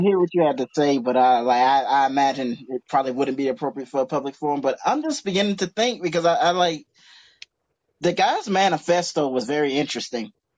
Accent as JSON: {"language": "English", "region": "Georgia", "country": "United States", "said": "I'm from Georgia"}